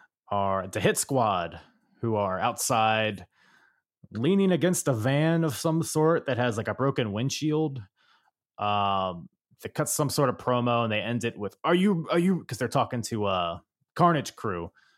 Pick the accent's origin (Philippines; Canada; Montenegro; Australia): Philippines; Couldn't think of I'm a Filipino and I couldn't think of any breakdancing.